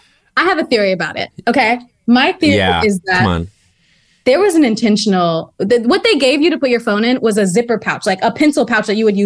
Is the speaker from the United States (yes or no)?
yes; Houston, Texas, United States; I'm from Houston.